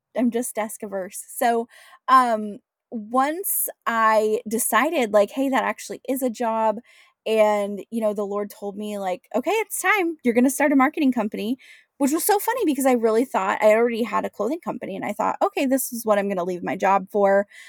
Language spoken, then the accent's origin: English; Washington, United States; moved away as an adult; also born or lived in San Diego; born and raised in Washington State